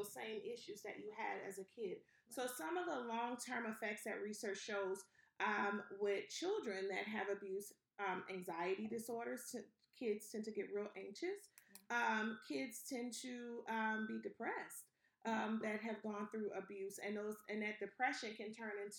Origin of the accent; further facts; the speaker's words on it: New Orleans, Louisiana, United States; So I'm originally from New Orleans, Louisiana.